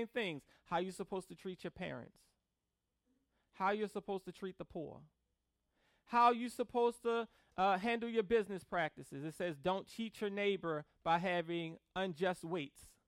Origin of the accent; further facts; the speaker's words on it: Baltimore, Maryland, United States; Growing up in Baltimore City